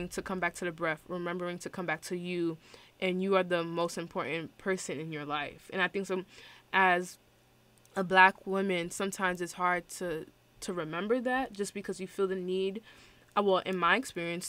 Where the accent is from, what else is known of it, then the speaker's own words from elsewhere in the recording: New York City, New York, United States; I'm from Brooklyn and, like, New York